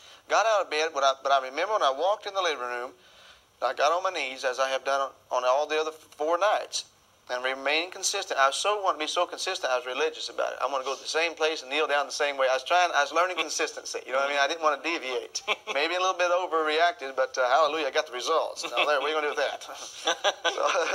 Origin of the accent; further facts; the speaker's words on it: Arkansas, United States; I was raised in Arkansas